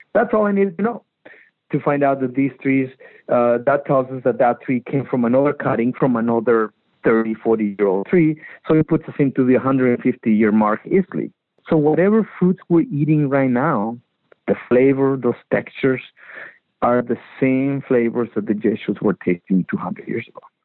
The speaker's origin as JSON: {"language": "English", "town": "Magdalena de Kino", "region": "Sonora", "country": "Mexico", "tie": "born or raised there", "said": "I grew up in Magdalena, Sonora, harvesting and playing in the actual colonial orchards of Magdalena, Sonora"}